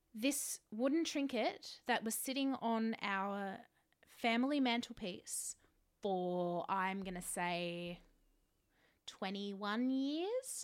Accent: Australia; I was born in Australia.

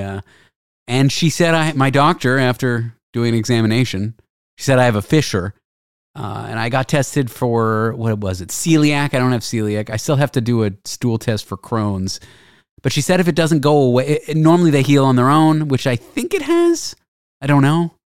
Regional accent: Canada; moved away as an adult; now in United States; I'm Canadian

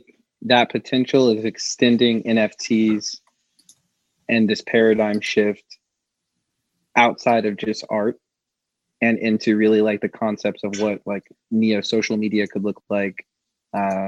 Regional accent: Atlanta, Georgia, United States; I'm from Atlanta

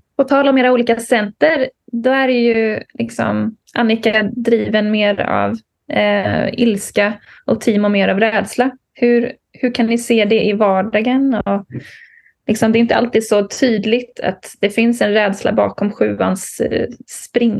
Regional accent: Bohuslän, Västra Götaland, Sweden; Jag är ju bohuslänning i grunden.

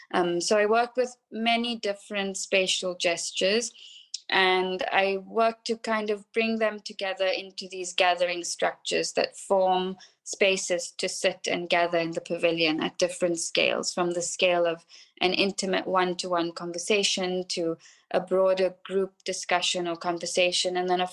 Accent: South Africa; I'm South African, and so much of our history, so much of our struggle history really is also told through people like … and …, through Radio Freedom.

